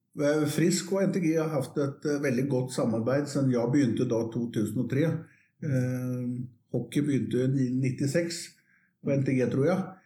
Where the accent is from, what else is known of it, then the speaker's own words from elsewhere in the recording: Västervik, Kalmar County, Sweden; moved away as an adult; now in Oslo, Norway; liten by som heter Vestvik, som ligger 25 mil nedenfor Småland, på østkysten